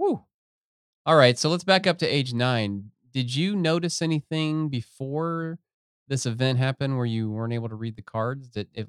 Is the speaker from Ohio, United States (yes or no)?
yes; Southern Ohio, United States; moved away; I mean, I'm actually from Ohio. I'm from Southern Ohio.